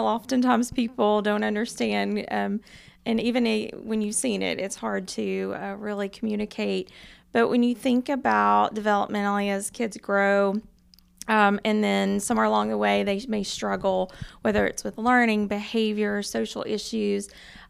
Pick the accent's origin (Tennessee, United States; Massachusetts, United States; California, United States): Tennessee, United States; Knoxville; I am, yes, from North Knoxville.